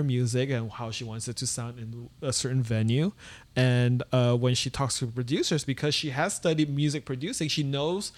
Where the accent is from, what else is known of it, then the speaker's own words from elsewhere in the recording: Malacca, Malaysia; moved away as an adult; also born or lived in Philadelphia, United States / New York, United States; now in United States; my hometown. The town I grew up in, Malacca